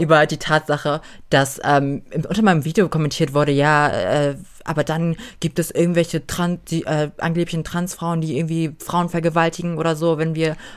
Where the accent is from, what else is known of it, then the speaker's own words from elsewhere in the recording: Germany; ich bin hier geboren, ich bin dankbar dafür, ich bin, ich bin Deutsche